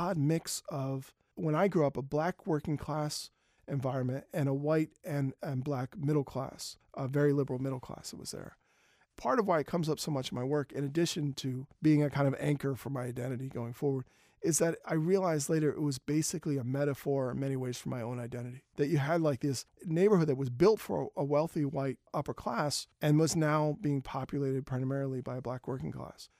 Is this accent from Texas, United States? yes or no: no; Philadelphia, Pennsylvania, United States; When I grew up in Germantown, my neighborhood was not the best